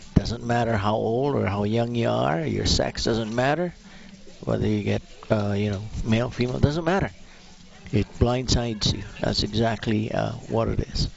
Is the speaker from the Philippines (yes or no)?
yes; Philippines; now in Alberta, Canada; I'm originally from the Philippines